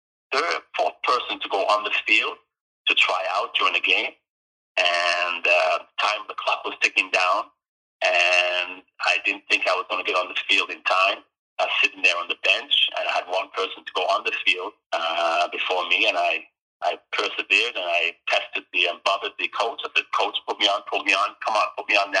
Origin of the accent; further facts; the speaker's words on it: Jamaica; also born or lived in United Kingdom; now in British Columbia, Canada; I grew up in Jamaica